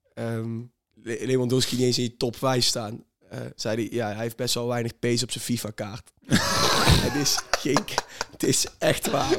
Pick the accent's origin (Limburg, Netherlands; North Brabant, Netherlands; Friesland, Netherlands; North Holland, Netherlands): North Brabant, Netherlands; near Langenboom; Lange Boom is een gehucht bij ons in de buurt